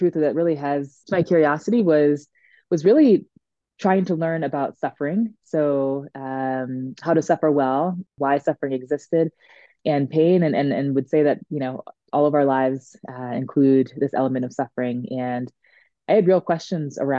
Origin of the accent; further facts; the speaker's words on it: Maryland, United States; moved away as an adult; also born or lived in New England / Washington, District of Columbia, United States; now in Denver, United States; I was born and raised in Maryland